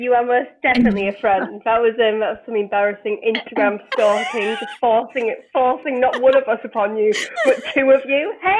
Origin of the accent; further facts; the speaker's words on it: Bradford, Yorkshire and the Humber, United Kingdom; accent: northern; moved away as an adult; now in London, United Kingdom; So the loud northern voice is … I'm from Bradford. I've been in London for 10 years